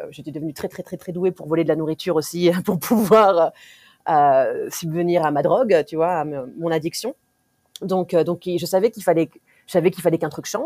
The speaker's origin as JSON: {"language": "French", "region": "Nouvelle-Aquitaine", "country": "France", "tie": "born or raised there", "also_born_or_lived": "various places in France", "said": "j'ai 33 ans. Euh, donc j'ai, on a beaucoup déménagé quand, quand j'étais gamine, mais j'ai grandi essentiellement en Charente-Maritime."}